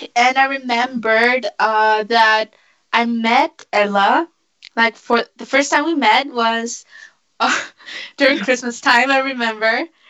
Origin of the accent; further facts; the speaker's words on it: Vienna, Austria; living and born and raised in Vienna, Austria.